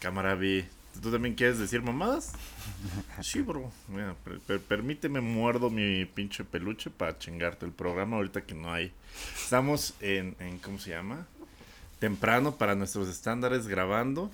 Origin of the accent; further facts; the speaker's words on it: Coacalco, State of Mexico, Mexico; soy cholo de Coacalco.